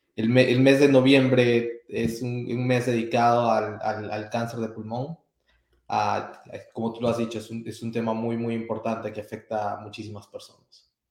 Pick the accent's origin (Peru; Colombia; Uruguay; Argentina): Peru; moved away as an adult; also born or lived in Atlanta; now in Kansas, United States; originariamente soy peruano